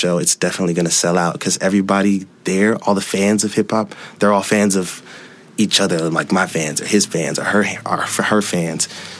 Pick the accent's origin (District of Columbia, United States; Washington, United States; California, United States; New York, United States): Washington, United States; Seattle; born or raised there